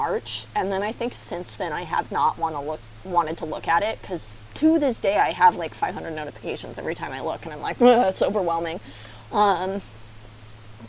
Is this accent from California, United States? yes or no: yes; California, United States; I'm from California